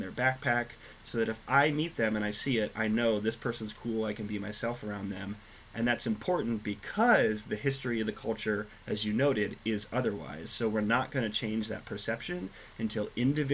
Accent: Nebraska, United States; moved away; I grew up in Nebraska

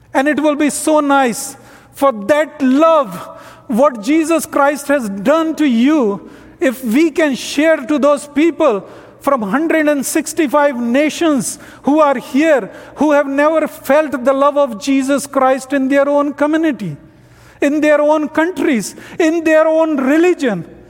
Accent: North India, India; English is a second language; moved away as an adult; I am from North India.

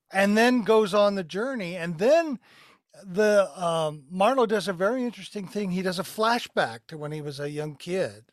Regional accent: Glendale, Arizona, United States; I grew up in Glendale, Arizona.

